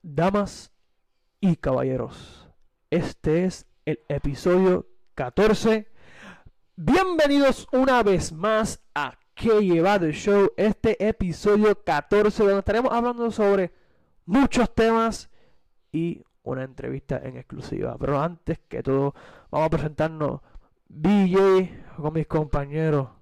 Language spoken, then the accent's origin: Spanish; Puerto Rico; como puertorriqueño